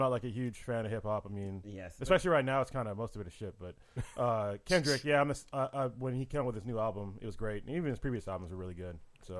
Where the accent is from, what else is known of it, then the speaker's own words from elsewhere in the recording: West Coast, United States; We both went to HBCUs, and we're from the West Coast, so it was definitely different coming from the West and going to the South